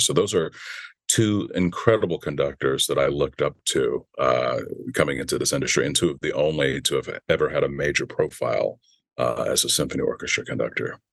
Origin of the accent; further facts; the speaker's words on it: Virginia, United States; now in Los Angeles, United States; I grew up in Virginia.